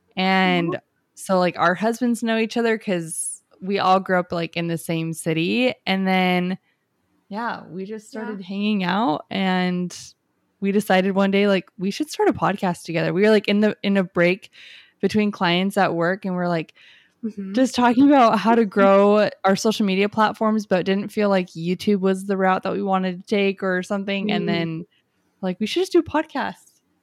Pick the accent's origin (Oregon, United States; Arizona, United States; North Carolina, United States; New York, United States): Arizona, United States; also born or lived in Utah; I'm just from Arizona. I did live in Utah for a few years